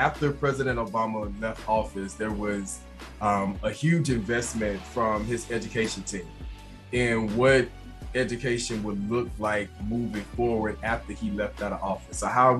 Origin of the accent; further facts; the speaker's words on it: Atlanta, Georgia, United States; I grew up in District 2 in the heart of the city where the AUC is.